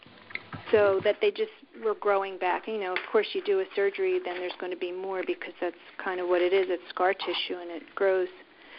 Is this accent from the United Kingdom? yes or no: no; Somerdale, New Jersey, United States; also born or lived in Woodstown, New Jersey; I grew up in Somerdale, New Jersey.